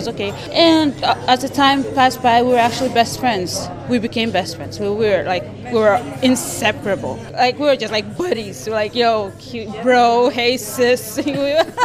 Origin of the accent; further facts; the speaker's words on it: Micronesia; moved away as an adult; also born or lived in China; now in Banja Luka, Bosnia and Herzegovina; I come from Micronesia. Micronesia, Eastern Pacific